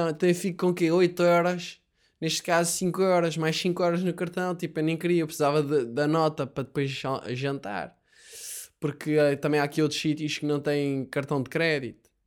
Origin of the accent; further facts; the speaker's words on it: Alentejo, Portugal; Eu, caso sou do Alentejo, e agora está o pessoal do Alentejo a ouvir-me tipo, ganda otário, não é assim?